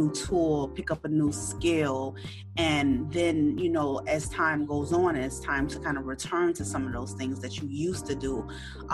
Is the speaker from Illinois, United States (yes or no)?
yes; Chicago, Illinois, United States; we're both from Chicago.